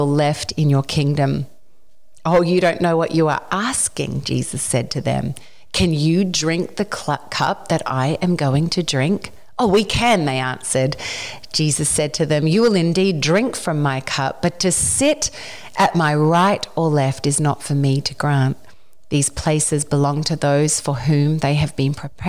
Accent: Australia; moved away as an adult; now in Nashville, United States

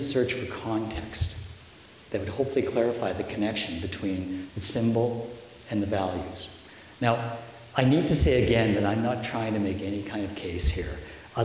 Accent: Canada; we progressive, sophisticated Canadian voters

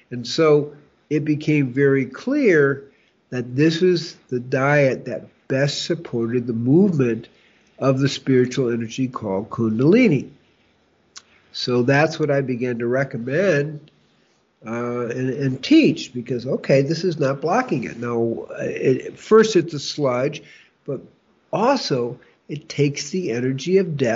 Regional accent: Chicago, Illinois, United States; well growing up in Chicago

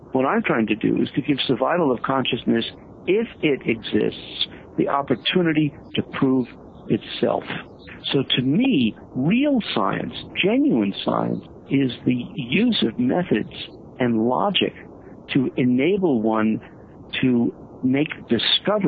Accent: New York, United States; although I grew up in New York, I say I'm from Missouri

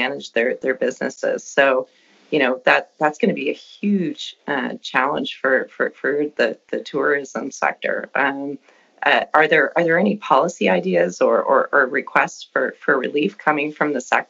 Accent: Windsor, Ontario, Canada; now in Ottawa, Canada; I'm originally from Windsor

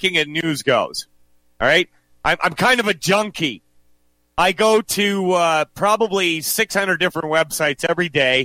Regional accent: Western Canada, Canada; also born or lived in United States; I was born here. I grew up here for most of my life.

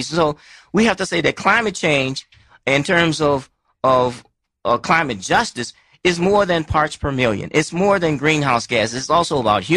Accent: Alabama, United States; I'm from Alabama

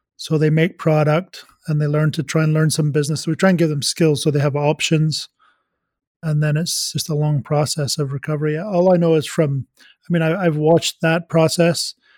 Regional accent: Scotland, United Kingdom; moved away; I am Scottish

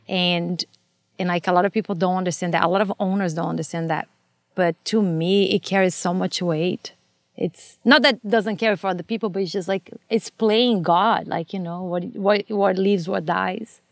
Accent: Brazil; English is a second language; moved away as an adult; now in Los Angeles, United States; I'm from Brazil, and I grew up there

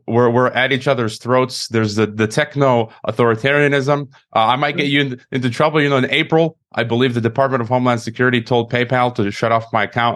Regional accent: Chicago, Illinois, United States; moved away as an adult; also born or lived in Kazakhstan / Mexico; I'm from Illinois. I'm from Chicago

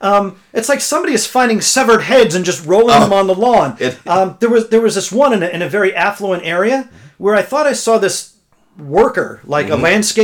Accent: New Jersey, United States; born or raised there

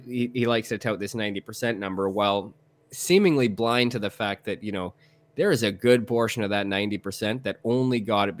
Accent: Canada; I'm a Canadian, man, and I didn't expect it.

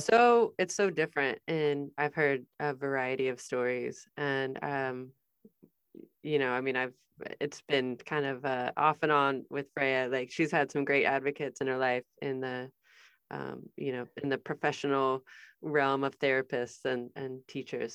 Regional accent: Midwest, United States; I'm from the Midwest.

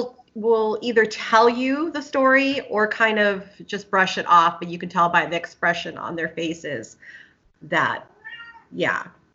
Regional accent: Los Angeles, California, United States; I'm born and raised in the Valley. So I'm in the San Fernando Valley. So I'm a real Valley girl.

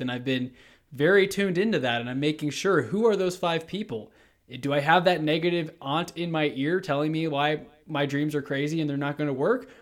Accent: Houston, Texas, United States; moved away as an adult; now in Colorado, United States; I'm from Houston, Texas. Literally decided to just up and move to Colorado about a month and a half ago

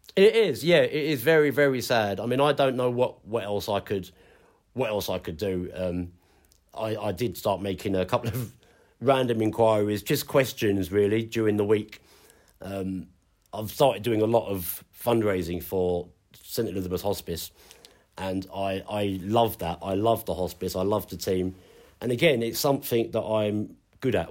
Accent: London, United Kingdom; moved away as an adult; now in Ipswich, United Kingdom; being a Londoner

